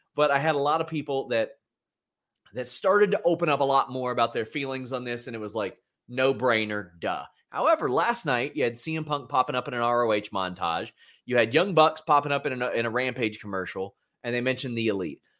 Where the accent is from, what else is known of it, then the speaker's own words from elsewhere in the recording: Lexington, Kentucky, United States; my hometown airport